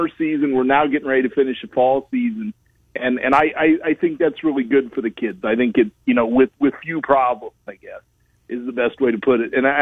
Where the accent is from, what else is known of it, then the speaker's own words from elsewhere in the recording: Fort Madison, Iowa, United States; Fort Madison, which is my hometown